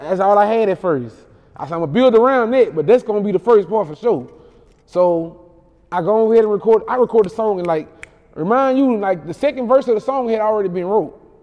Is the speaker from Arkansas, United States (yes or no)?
no; Baton Rouge, Louisiana, United States; I'm from Ghost Town.